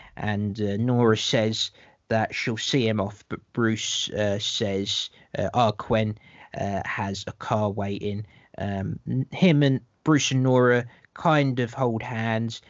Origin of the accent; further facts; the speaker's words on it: London, United Kingdom; I'm the Londoner, uh, just so people know that I'm the Londoner.